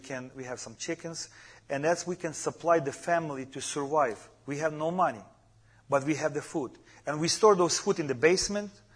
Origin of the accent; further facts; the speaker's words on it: Ukraine; English is a second language; moved away; I come from Ukraine too